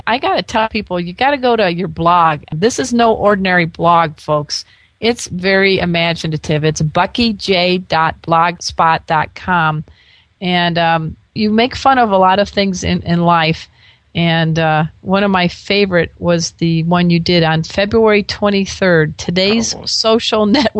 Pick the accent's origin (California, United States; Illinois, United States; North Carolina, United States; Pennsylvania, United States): Illinois, United States; I grew up in the Chicago area